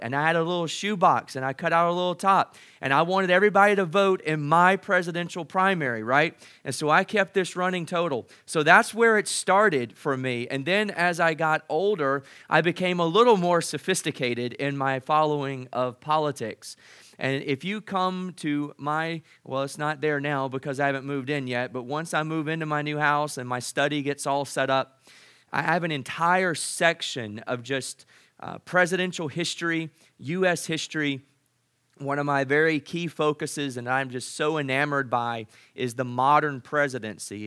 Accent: United States; I'm so proud to be an American

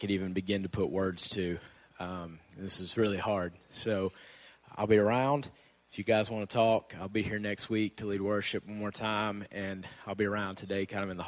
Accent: Nashville, Tennessee, United States; moved away as an adult; We're going to move back home. We're from Nashville area

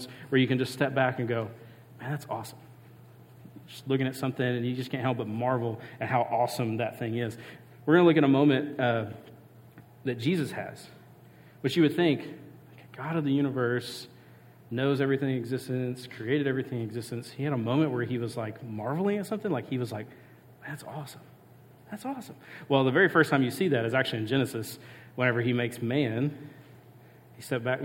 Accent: Mississippi coast, United States; where I grew up in Mississippi, I grew up on the coast.

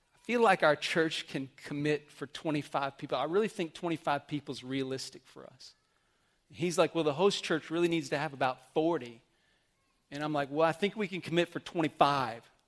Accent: Amarillo, Texas, United States; I remember growing up in Amarillo in my youth group

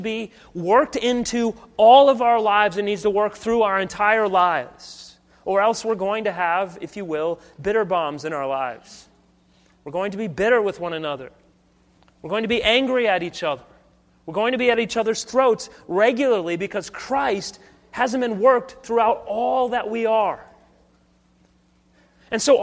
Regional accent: United States; I love celebrating Independence Day as an American

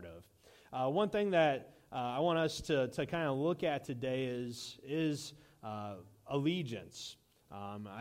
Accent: United States; as American Christians

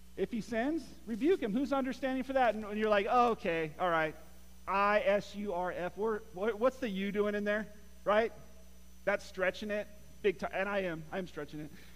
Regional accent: Morro Bay, California, United States; where I grew up, and my grandma grew up also in, in uh, Morro Bay, California

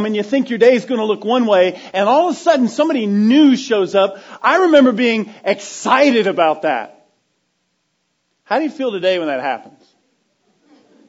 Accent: Florida, United States; being a 10-year-old boy growing up in Florida

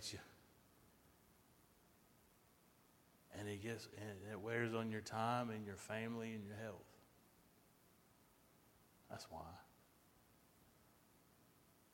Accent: United States; being an American

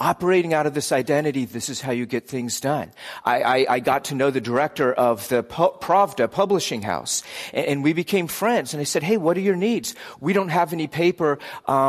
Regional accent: United States; my default American identity was just always beneath the surface.

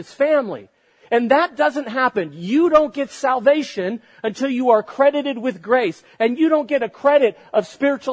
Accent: United States

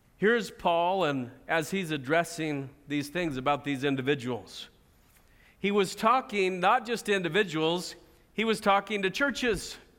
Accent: United States; as American Christians

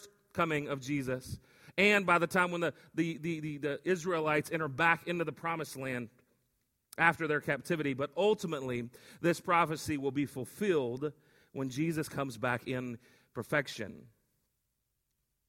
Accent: West Texas, United States; growing up in West Texas

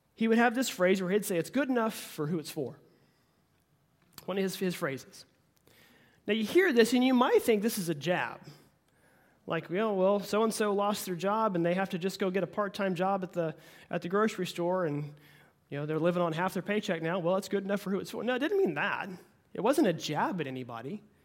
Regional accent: Oklahoma, United States; I'm born and raised in, in Oklahoma

